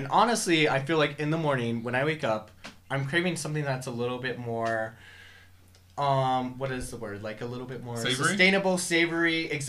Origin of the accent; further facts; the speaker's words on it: New Mexico, United States; we're also from New Mexico